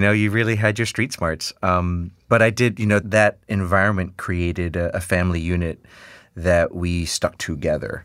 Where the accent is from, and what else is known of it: New York City, New York, United States; born or raised there